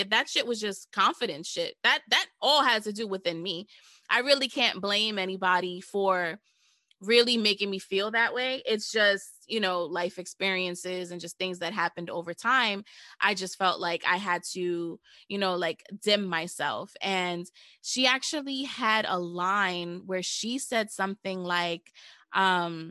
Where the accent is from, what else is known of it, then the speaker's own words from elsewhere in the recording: New York, United States; I'm from New York